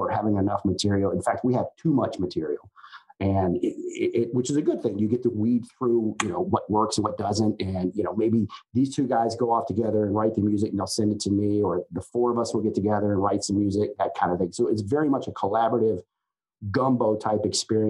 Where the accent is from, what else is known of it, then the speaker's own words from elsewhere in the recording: Richmond, Virginia, United States; growing up in Richmond, I mean, or outside of Richmond